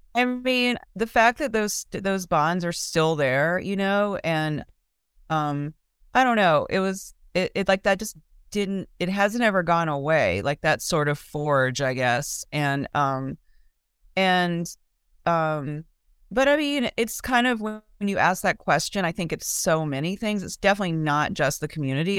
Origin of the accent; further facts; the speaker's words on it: Mobile, Alabama, United States; moved away as an adult; now in Austin, United States; when I grew up in Mobile, um, I went to public school